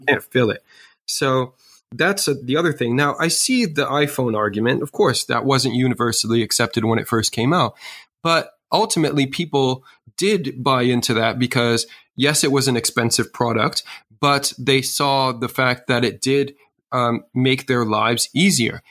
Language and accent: English; New York City, New York, United States; I grew up in New York City